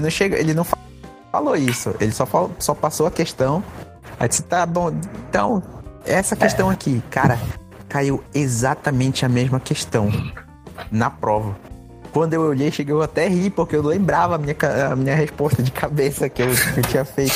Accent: Santarém, Pará, Brazil; also born or lived in Belém; Eu só fui entrar na escola pública no terceiro ano. Foi quando eu mudei de Santarém para Belém

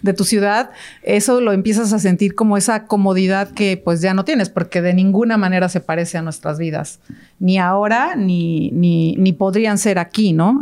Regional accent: Mexico; nosotros como mexicanos

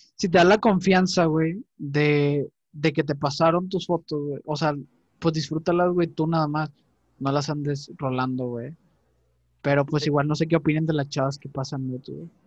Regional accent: Mexico; somos los mexicanos

